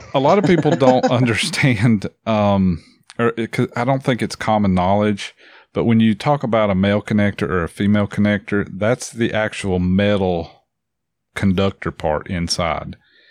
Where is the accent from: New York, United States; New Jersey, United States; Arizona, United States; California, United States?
New Jersey, United States; I'm from Jersey